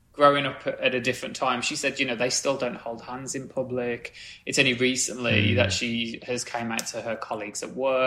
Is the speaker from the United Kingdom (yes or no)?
yes; Midlands, United Kingdom; I'm from the Midlands